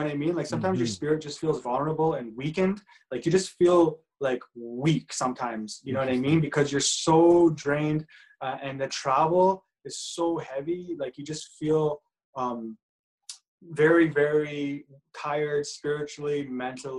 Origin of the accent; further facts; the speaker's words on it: Edmonton, Alberta, Canada; growing up in Edmonton